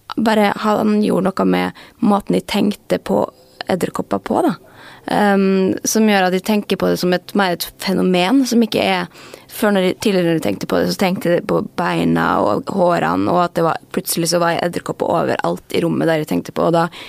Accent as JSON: {"language": "Norwegian", "town": "Molde", "region": "Møre og Romsdal", "country": "Norway", "moved": "yes", "lives_now": "Oslo, Norway", "said": "jeg er jo fra Molde"}